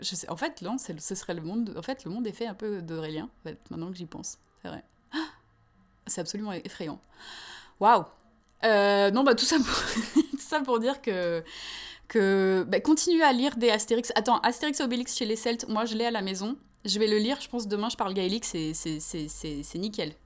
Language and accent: French; France; moved away; also born or lived in Canada; nous en tant que Français de France